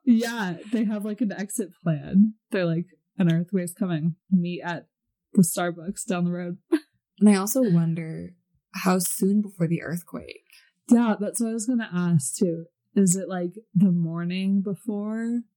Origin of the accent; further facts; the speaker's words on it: Seattle, Washington, United States; moved away as an adult; now in Utah, United States; I'm from Washington, specifically like Seattle area